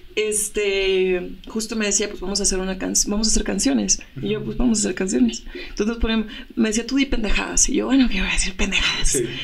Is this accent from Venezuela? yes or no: no; Reynosa, Tamaulipas, Mexico; desde mi tierra, que hace rato hablábamos que soy de Reynosa